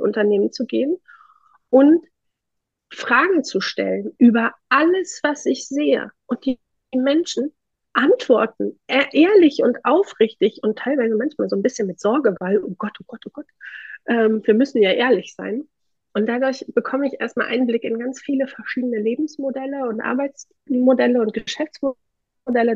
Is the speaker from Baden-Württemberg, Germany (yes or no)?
no; Thuringia, Germany; ich komme aus Thüringen, wir haben hier eine sehr äh, aktive Gründerlandschaft